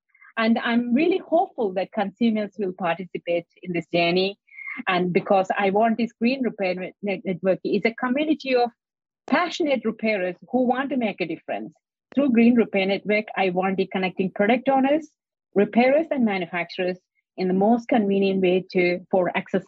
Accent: India; So I came from India, so I'm normally all the corner shop, there'll be a repairer.

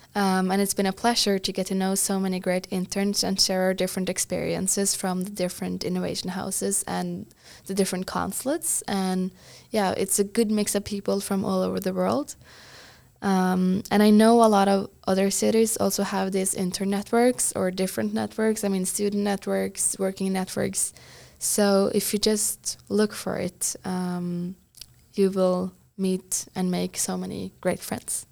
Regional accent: Trysil, Innlandet, Norway; moved away as an adult; also born or lived in Bergen, Norway; now in San Francisco, United States; I'm from Norway's biggest ski resort but tiny village called Trysil

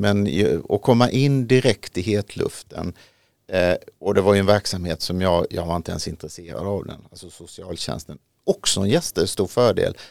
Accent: Ronneby, Blekinge, Sweden; now in Haninge, Sweden; där nere i Ronneby, där jag kommer ifrån

